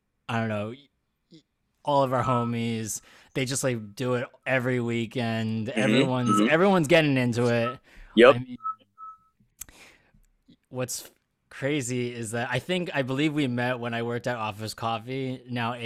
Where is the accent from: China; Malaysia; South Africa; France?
Malaysia; I'm full blown Malaysian.